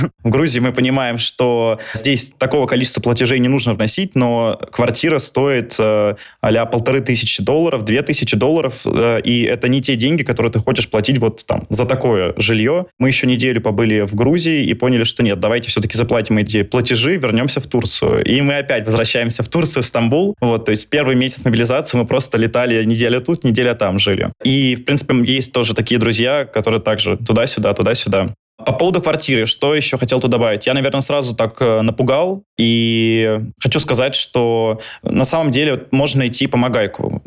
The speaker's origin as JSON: {"language": "Russian", "region": "Moscow", "country": "Russia", "moved": "as an adult", "lives_now": "Istanbul, Turkey", "said": "я из Москвы"}